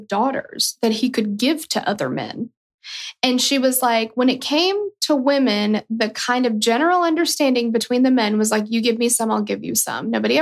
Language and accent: English; United States; I'm a proud American